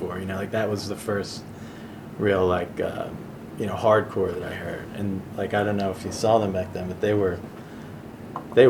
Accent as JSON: {"language": "English", "area": "Drexel Hill / Villanova", "region": "Pennsylvania", "country": "United States", "tie": "born or raised there", "said": "We lived in Villanova"}